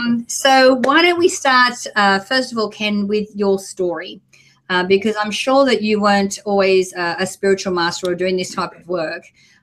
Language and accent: English; Australia; I'm Australian.